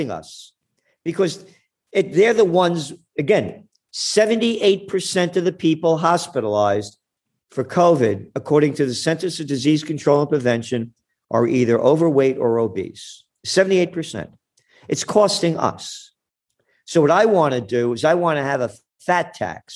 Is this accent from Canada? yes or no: no; New York City, New York, United States; I grew up in the Bronx.